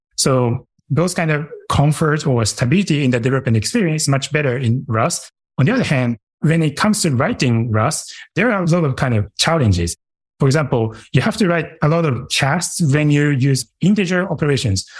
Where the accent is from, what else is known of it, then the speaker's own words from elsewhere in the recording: Japan; moved away; my hometown is in Japan